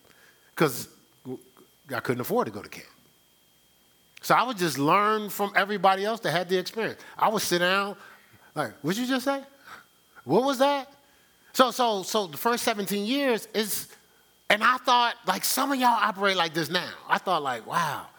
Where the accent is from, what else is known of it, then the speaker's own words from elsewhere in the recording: Newark, New Jersey, United States; I'm from Newark, New Jersey.